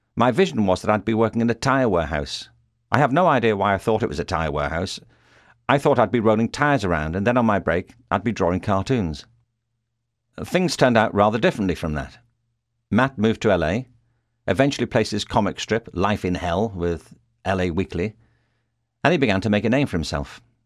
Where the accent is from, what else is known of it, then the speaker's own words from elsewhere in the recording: Liverpool, North West England, United Kingdom; moved away as an adult; now in Los Angeles, United States; I was born in Liverpool, England, and in the nineteen sixties I went to a school there